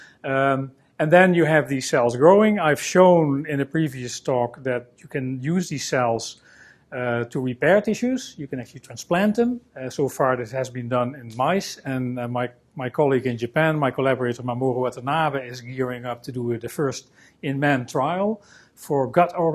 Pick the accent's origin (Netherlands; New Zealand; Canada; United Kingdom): Netherlands; I'm a scientist from the Netherlands